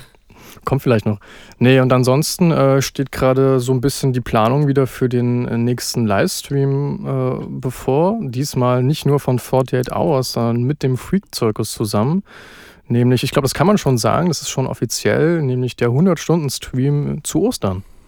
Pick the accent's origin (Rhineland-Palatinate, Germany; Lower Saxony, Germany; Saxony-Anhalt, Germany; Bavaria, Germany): Saxony-Anhalt, Germany; Halle; also born or lived in Berlin; Komme aus Halle eigentlich, bin aber unter der Woche immer in Berlin arbeiten